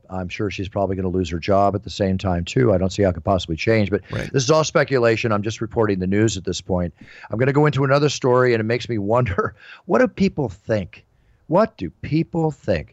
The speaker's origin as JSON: {"language": "English", "town": "Philadelphia", "region": "Pennsylvania", "country": "United States", "tie": "born or raised there", "also_born_or_lived": "Dallas", "moved": "yes", "said": "I was raised a lot many years in my hometown, which I consider, which is Philadelphia"}